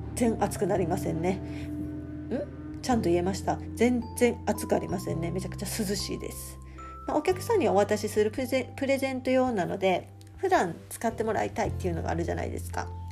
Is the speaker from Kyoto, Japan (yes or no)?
yes; Fukuchiyama, Kyoto, Japan; now in Izumisano, Japan; 私の出身が京都で、えーと、と京都でも北部にある福知山市っていうところなんですけれども